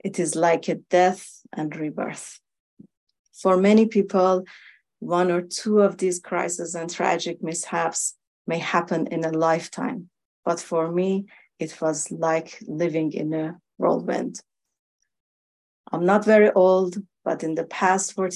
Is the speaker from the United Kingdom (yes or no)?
no; Iran; moved away; I was born in Iran, and I was only a child when the 1979 revolution happened.